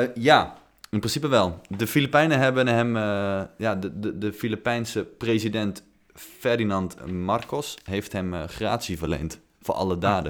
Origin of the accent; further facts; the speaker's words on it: Netherlands; als millennials uit Nederland